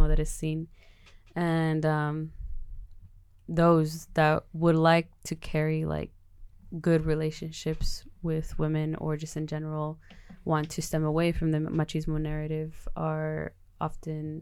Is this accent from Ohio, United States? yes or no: no; Los Angeles, California, United States; moved away; I'm from Los Angeles, California, not the real LA, outside Outer Banks of LA or anything like that, the suburbs or anything like that. I'm from South Central California.